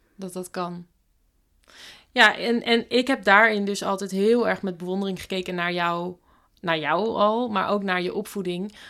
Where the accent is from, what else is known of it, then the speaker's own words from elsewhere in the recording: Bible Belt, Netherlands; ik kom op zich ook van de Bijbelbelt